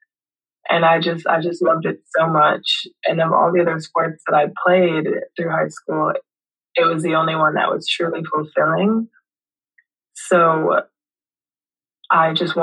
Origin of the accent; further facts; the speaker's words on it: Kingston, Jamaica; now in Louisville, United States; I'm from Kingston, Jamaica. I was born and raised there.